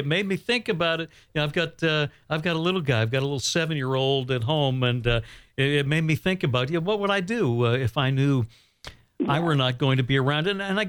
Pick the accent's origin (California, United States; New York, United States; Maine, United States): Maine, United States; Bangor; born or raised there